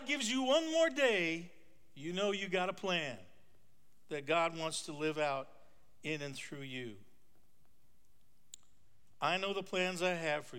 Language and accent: English; North Dakota, United States; When I was a kid growing up in North Dakota on a farm